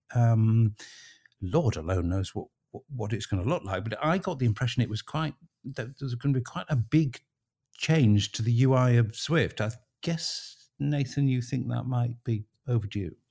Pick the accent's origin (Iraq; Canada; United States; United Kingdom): United Kingdom; Harrogate, Yorkshire and the Humber; my hometown